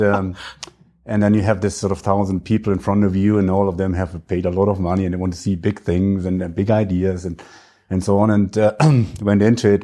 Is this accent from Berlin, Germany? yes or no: no; Franconia, northern Bavaria, Germany; accent: German; English is a second language; I am German, if you, if you may sense from my, uh, terrible accent. Uh, so I, I, I grew up in a little village in the north of Bavaria. It's in the region, it's called Franconia.